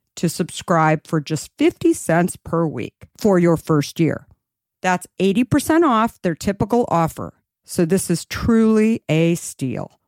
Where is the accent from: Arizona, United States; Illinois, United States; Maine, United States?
Arizona, United States; I'm also from Arizona